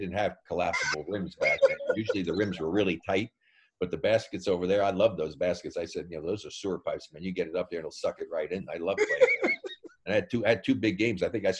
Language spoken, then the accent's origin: English; Elizabeth, New Jersey, United States; born there; Yeah, I was born in Elizabeth.